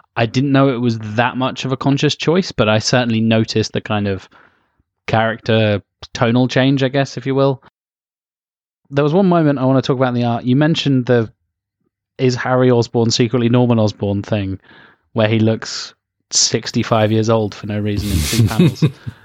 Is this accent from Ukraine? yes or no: no; United Kingdom; As a British man